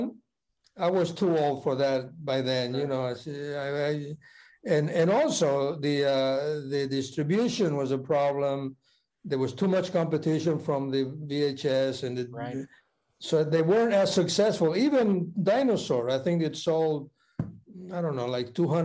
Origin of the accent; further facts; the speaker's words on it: Argentina; moved away as an adult; now in United States; I'm from Argentina. You know, I arrived just a few years earlier